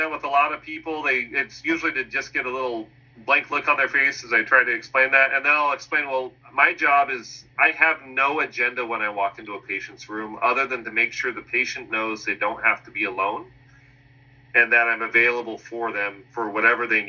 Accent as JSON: {"language": "English", "town": "Concord", "region": "California", "country": "United States", "tie": "born or raised there", "said": "Mount Diablo Medical Center in Concord, which was my hometown"}